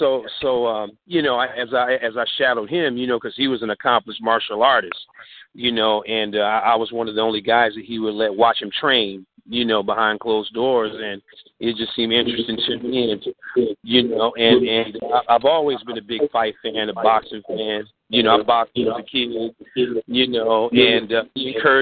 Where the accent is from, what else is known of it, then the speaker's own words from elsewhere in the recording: Indianapolis, Indiana, United States; also born or lived in Atlanta, Georgia; I was born and raised in Indianapolis, Indiana.